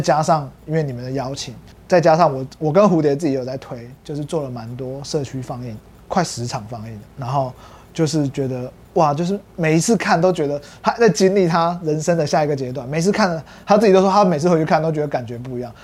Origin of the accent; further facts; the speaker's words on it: Hsinchu, Taiwan; moved away as an adult; also born or lived in Kaohsiung / Taoyuan; now in Taipei, Taiwan; 我算是高雄人，然后再新竹长大，然后再台北读研究所跟工作